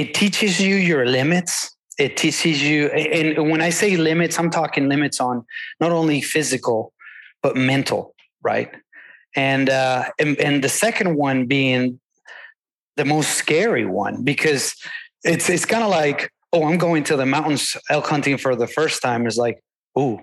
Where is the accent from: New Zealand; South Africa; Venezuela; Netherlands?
Venezuela; now in Texas, United States; I come from Venezuela, a very different ecosystem. And I also live in Texas